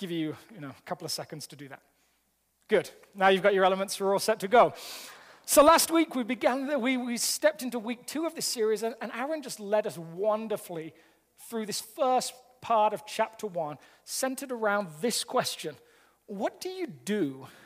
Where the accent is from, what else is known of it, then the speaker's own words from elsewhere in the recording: England, United Kingdom; now in Colorado, United States; I'm an Englishman living in America